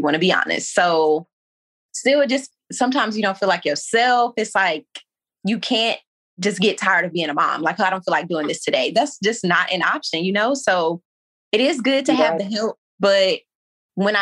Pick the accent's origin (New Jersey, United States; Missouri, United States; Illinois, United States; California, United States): Missouri, United States; St. Louis; moved away as an adult; now in Maryland, United States; Born and raised in St. Louis. I recently moved to Maryland, about 20 minutes away from D.C.